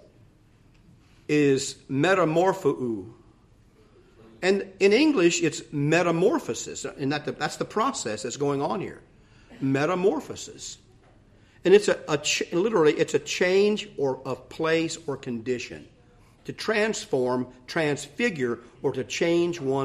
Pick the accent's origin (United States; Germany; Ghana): United States; Ohio; I grew up in Ohio